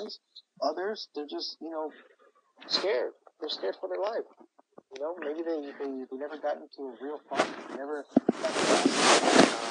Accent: Los Angeles, California, United States; I grew up in Watts, the Jordan Down Projects, on 103rd in Wilmington

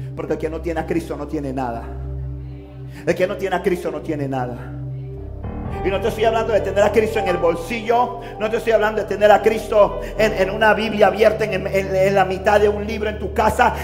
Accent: Panama City, Panama; me crié en Río Abajo, en un barrio difícil

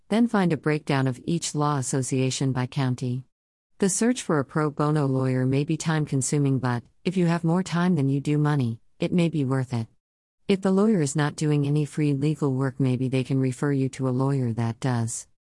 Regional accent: Los Angeles, California, United States; I am from Los Angeles, California

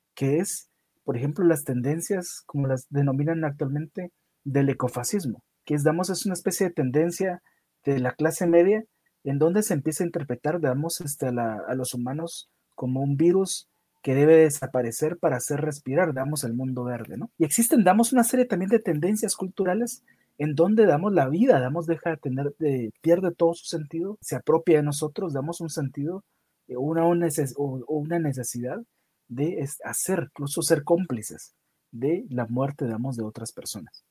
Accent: Guatemala; yo soy de, de Guatemala, una de las zonas rojas de Guatemala, en donde yo vivo

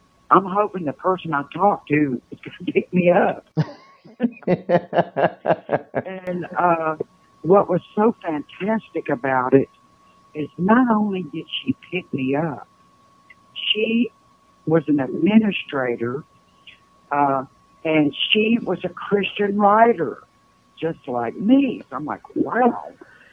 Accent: the South, United States; moved away as an adult; now in Oregon, United States; I'm from the South

